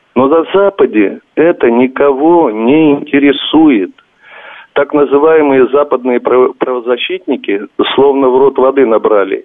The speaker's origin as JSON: {"language": "Russian", "country": "Georgia", "tie": "born or raised there", "said": "у меня на родине"}